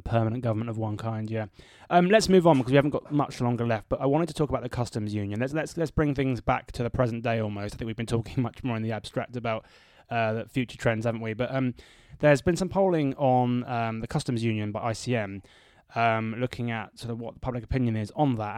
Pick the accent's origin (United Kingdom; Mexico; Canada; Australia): United Kingdom; Bedford, East of England; my hometown of Bedford